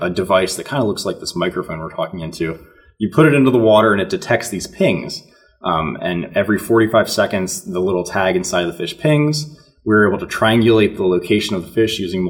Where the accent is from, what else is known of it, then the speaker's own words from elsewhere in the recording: Raleigh, North Carolina, United States; also born or lived in Montana; I was born in North Carolina. I grew up in Raleigh for my entire life